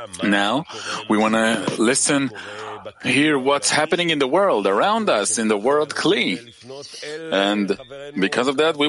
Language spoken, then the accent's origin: English; Donetsk, Donetsk Oblast, Ukraine; now in Odesa, Ukraine; Hello from Odessa. Truly … I'm from Donetsk. But now I'm in Odessa